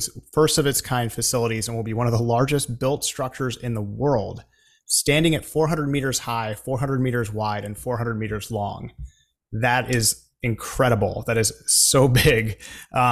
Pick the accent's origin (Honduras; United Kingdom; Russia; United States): United States; we are a very large country, the United States